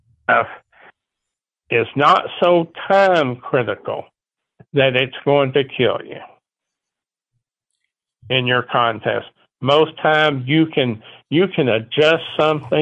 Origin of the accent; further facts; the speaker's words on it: Fredericksburg, United States; I'm from Fredericksburg.